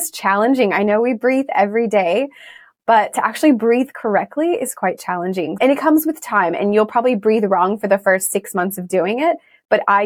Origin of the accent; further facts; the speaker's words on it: Texas, United States; moved away as an adult; now in Sydney, Australia; I'm originally from Texas, but I feel very Australian now. I've been here 14 years this year